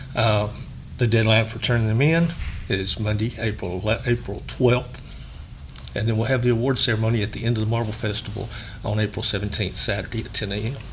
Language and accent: English; Sylacauga, Alabama, United States; I'm from Sylacauga